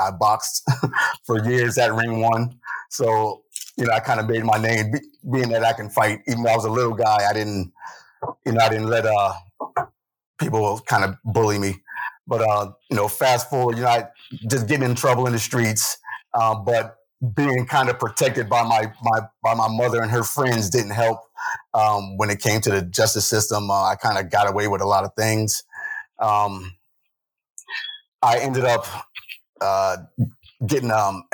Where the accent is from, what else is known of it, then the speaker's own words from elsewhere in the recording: New Haven, Connecticut, United States; I've been here all my life. I'm 50 years old. So besides that, my story is, I pretty much grew up here in the city